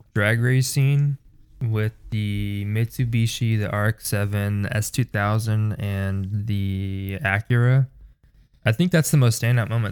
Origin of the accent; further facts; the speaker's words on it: United States; being American